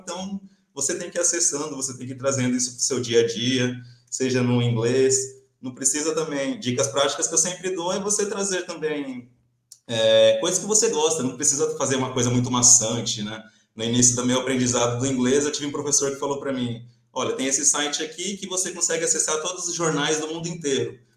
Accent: Brazil; moved away as an adult; now in Portugal; A gente, como brasileiro

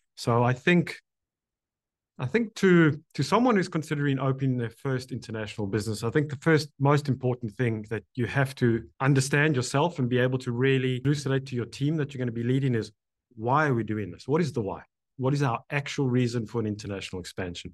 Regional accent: South Africa; now in Canada; I'm now Canadian, but born in, in South Africa

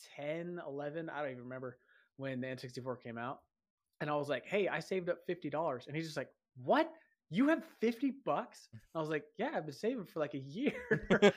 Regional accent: San Diego, California, United States; moved away as an adult; also born or lived in Hawaii; now in Utah, United States; I'm from Southern California, I'm from San Diego, I live in Utah now

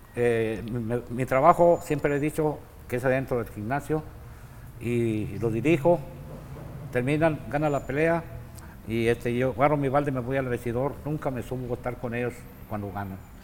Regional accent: Guadalajara, Jalisco, Mexico; moved away as an adult; also born or lived in Mexicali; now in Tijuana, Mexico; Nací en Guadalajara, Jalisco, un 10 de febrero del año 1946

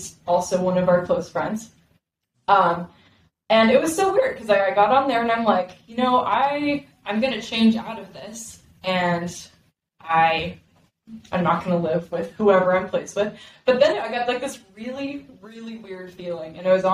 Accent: Dallas, Texas, United States; also born or lived in Simi Valley, California; now in Arizona, United States; I am originally from Simi Valley, California, and I was raised in Dallas, Texas, but I've been in Arizona for the last 10 years

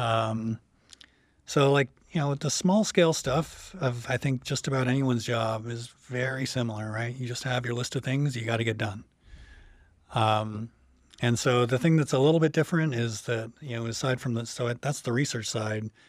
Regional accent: about an hour outside Toronto, Ontario, Canada; moved away as an adult; also born or lived in Chicago / Montreal; now in Champaign-Urbana, United States; I'm from Canada, originally from about an hour outside Toronto.

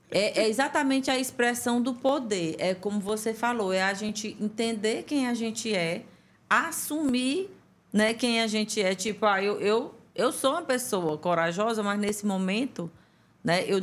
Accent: Teresina, Piauí, Brazil; born there; Em Teresina. Teresina mesmo.

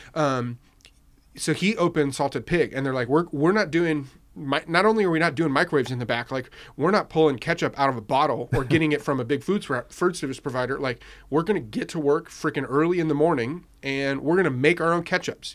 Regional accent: Riverside, California, United States; that part of growing up in Riverside

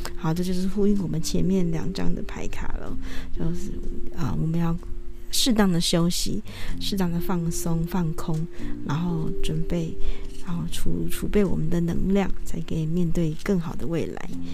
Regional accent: northern Taiwan, Taiwan; 我们是北部人

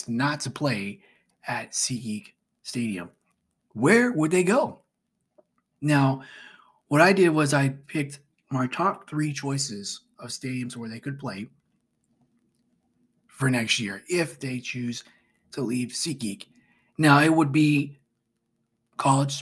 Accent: Orlando, Florida, United States; I'm from Orlando, so I got to rep my team

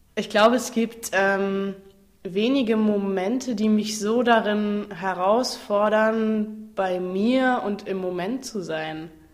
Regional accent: Fitten, Saarland, Germany; now in Freiburg, Germany; Ich komme ursprünglich aus dem Saarland, aus einem ganz kleinen Kaff namens Fitten, direkt neben Ballern

